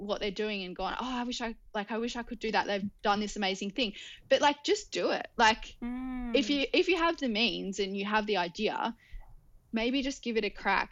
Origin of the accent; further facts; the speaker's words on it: Newcastle, New South Wales, Australia; We're actually all from Newcastle